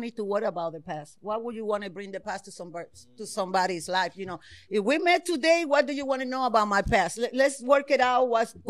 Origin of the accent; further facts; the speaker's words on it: Puerto Rico; Puerto Rico.